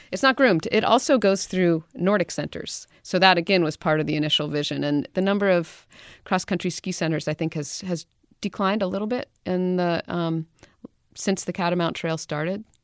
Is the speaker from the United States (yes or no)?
yes; Western Maine, United States; I grew up skiing in Maine. I'm from Western Maine, a little hill called Pleasant Mountain